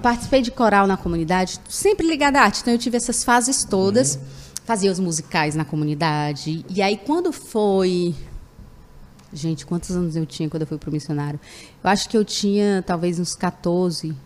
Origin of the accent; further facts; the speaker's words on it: Fortaleza, Ceará, Brazil; Eu sou natural de Fortaleza